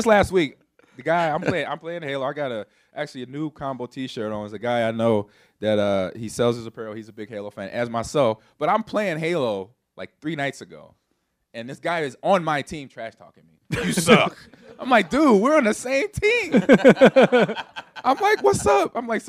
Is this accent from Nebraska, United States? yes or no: yes; Nebraska, United States; also born or lived in Los Angeles; I grew up in Nebraska. I grew up in Los Angeles, California, so I understand rivalries.